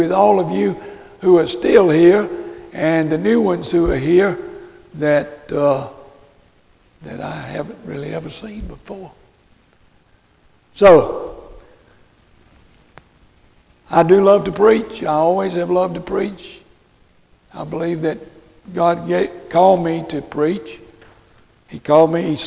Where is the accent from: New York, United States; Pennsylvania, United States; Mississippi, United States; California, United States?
Mississippi, United States; Canton; I was born and raised in Canton, Mississippi